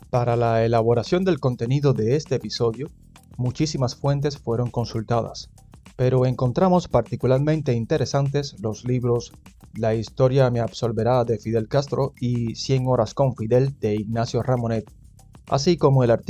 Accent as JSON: {"language": "Spanish", "country": "Cuba", "said": "soy de Cuba."}